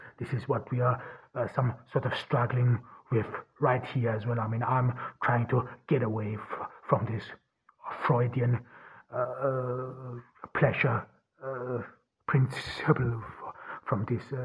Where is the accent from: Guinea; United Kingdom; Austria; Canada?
Austria; now in Ordu, Turkey; I grew up in Austria.